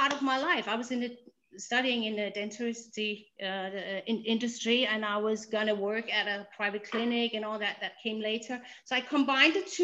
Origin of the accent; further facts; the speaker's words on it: Denmark; English is a second language; in Denmark, I'm Danish, by the way, so excuse me for my language. This English is my second language